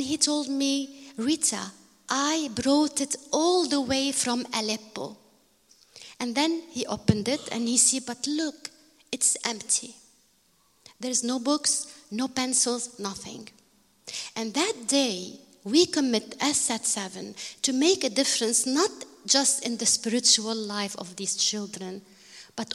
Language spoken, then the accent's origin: English; Bekaa, Beqaa, Lebanon; I am from Bekaa.